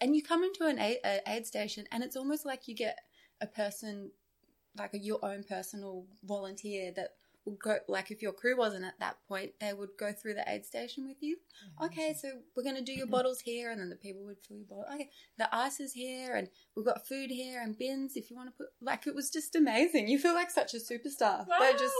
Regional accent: Queensland, Australia; I'm like, I'm from Queensland. Where? Queensland, Australia.

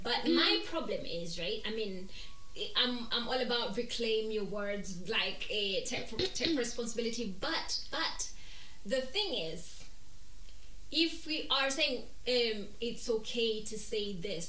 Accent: Scotland, United Kingdom; I'm Scottish. I am highly melanated.

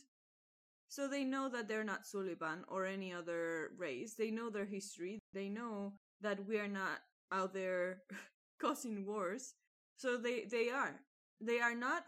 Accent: Spain

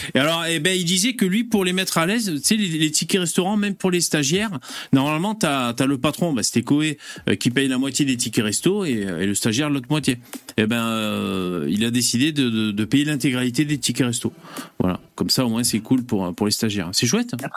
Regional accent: south of France, France; accent: southern; j'ai l'accent du sud qui remonte.

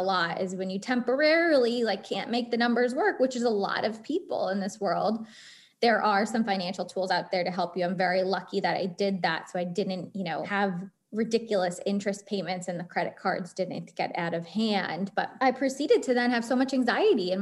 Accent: East Coast, United States; also born or lived in New York; now in Boston, United States; I grew up on the East Coast.

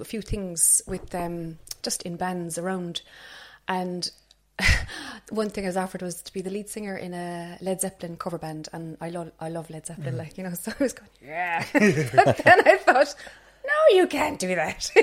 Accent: Cobh, Munster, Ireland; I grew up in Cove

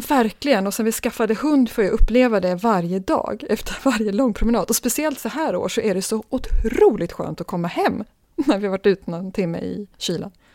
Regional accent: Stockholm, Stockholm County, Sweden; Född och uppvuxen i Stockholm.

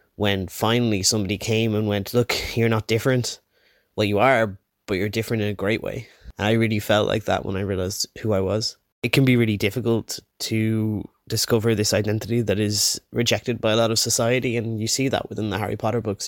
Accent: Wicklow, Leinster, Ireland; I'm from Wicklow in Ireland

